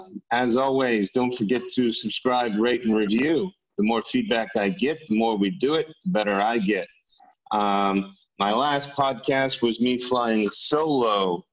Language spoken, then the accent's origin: English; Texas, United States; moved away; Bob is a fellow Texan.